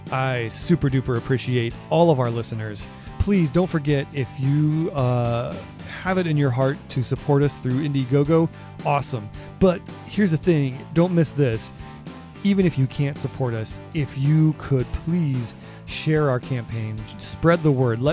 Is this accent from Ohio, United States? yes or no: yes; Cleveland, Ohio, United States; I'm from the Cleveland area